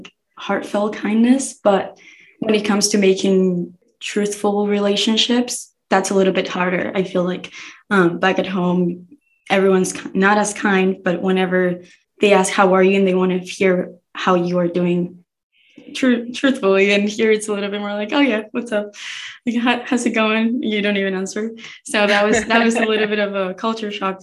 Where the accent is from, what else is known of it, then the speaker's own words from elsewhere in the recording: Rosario, Santa Fe, Argentina; moved away as an adult; also born or lived in Buenos Aires; now in United States; So I was born in the capital city, Buenos Aires, and then I moved when I was like 8 years old to Rosario, which is like the third largest city in the country.